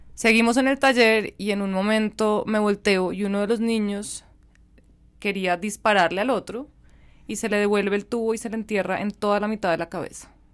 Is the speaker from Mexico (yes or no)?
no; Colombia; also born or lived in Germany; en este que es mi país aunque dijiste que soy colombo alemana, mi corazón está 100% arraigado acá